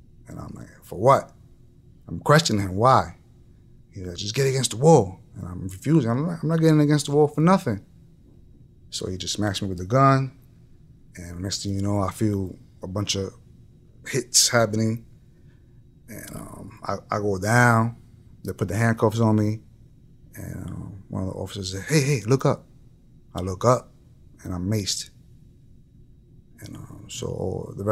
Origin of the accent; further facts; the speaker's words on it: New York City, New York, United States; I'm from the Bronx. I'm from a neighborhood where if you're not paying attention to your surroundings, then you're kind of being dumb.